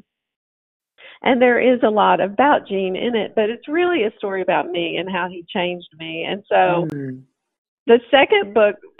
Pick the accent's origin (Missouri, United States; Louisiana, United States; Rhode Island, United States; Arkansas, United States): Arkansas, United States; Northeast; moved away as an adult; also born or lived in Texas; now in Arkansas, United States; I grew up in Northeast Arkansas